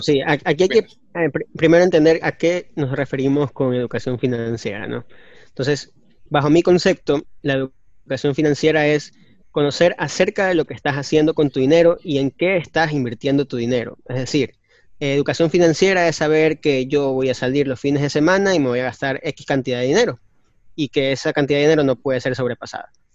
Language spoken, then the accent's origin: Spanish; Ecuador; Nosotros somos ecuatorianos